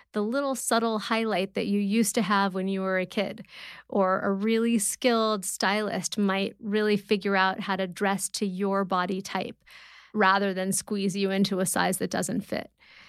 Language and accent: English; Malibu, California, United States; I grew up in LA in Malibu, Old Getty Museum, and I did art classes there every weekend.